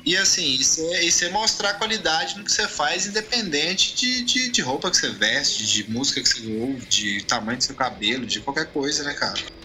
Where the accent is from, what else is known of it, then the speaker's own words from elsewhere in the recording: Araguari, Minas Gerais, Brazil; moved away as an adult; also born or lived in Australia; now in Uberlândia, Brazil; eu sou de Araguari, eu moro em Berlândia, que é uma cidade que já é maior e tal, mas sou de Araguari